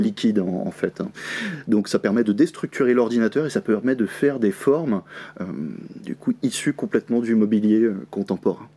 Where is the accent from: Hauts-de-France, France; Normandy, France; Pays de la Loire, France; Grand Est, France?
Pays de la Loire, France; Le Mans; je suis du Mans